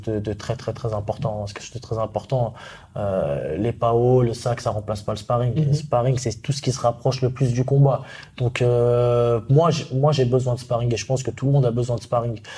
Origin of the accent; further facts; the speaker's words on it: Paris, Île-de-France, France; je suis un pur Parisien